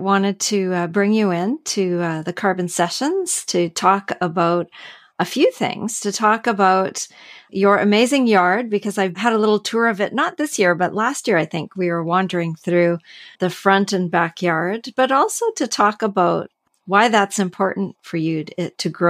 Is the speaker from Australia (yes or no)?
no; Canada; I'm from Canada